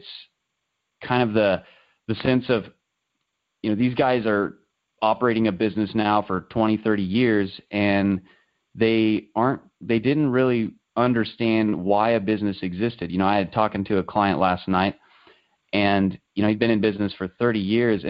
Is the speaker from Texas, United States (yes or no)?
no; the Midwest, Kansas, United States; growing up in the Midwest, it's primarily farming, you know, that really kind of drives the economic little circle I live in here in Kansas